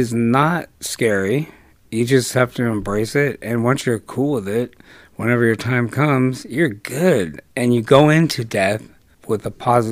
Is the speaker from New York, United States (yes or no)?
no; Newport Beach, California, United States; I was born in Newport Beach at Hogue Hospital